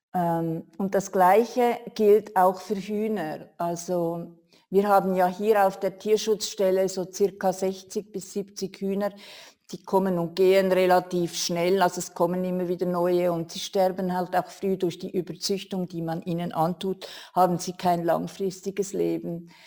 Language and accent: German; Switzerland; bei uns in der Schweiz